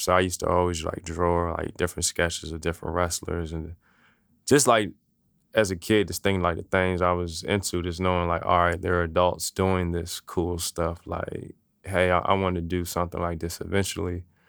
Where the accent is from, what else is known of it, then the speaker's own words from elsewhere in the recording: Maryland, United States; also born or lived in Washington, D.C.; now in Richmond, United States; I was born in Washington, D C, um, grew up in Maryland, so really kinda back and forth